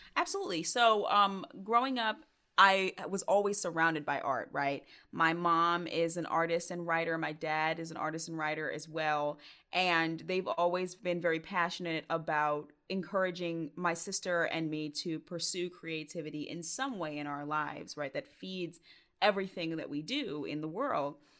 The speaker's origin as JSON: {"language": "English", "town": "Stone Mountain", "region": "Georgia", "country": "United States", "tie": "born or raised there", "also_born_or_lived": "Clarkston, Georgia", "said": "I grew up in Stone Mountain, Georgia, but I always say I grew up on, like, the cusp of Stone Mountain and Clarkston, Georgia"}